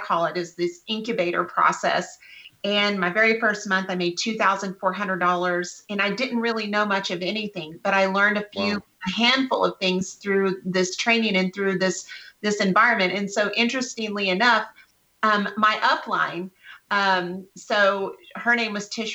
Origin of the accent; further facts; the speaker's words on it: West Texas, United States; I was born and raised in West Texas